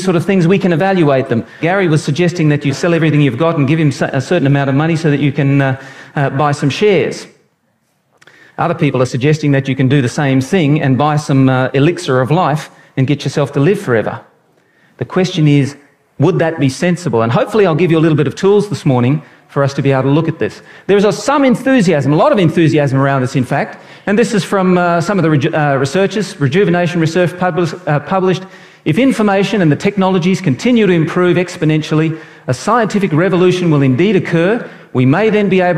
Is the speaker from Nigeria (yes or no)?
no; Brisbane, Queensland, Australia; moved away; also born or lived in New South Wales; I was born in Brisbane